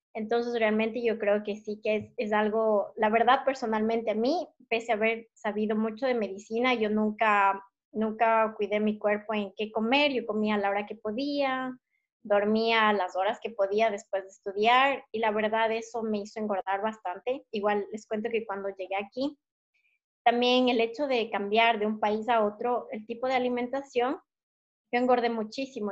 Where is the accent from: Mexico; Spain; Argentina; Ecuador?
Ecuador; moved away; estaba acostumbrada a comer en Ecuador mm, frutas, verduras, lo más fresco posible